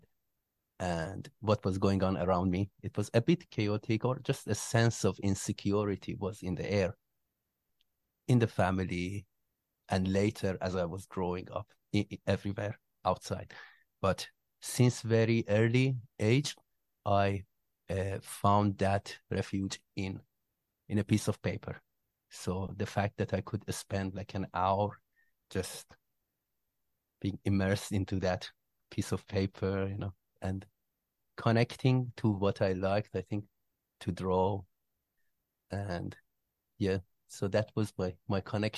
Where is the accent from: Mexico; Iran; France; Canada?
Iran; moved away as an adult; also born or lived in Malaysia; now in Kuala Lumpur, Malaysia; I come from Iran. I was born there and raised there.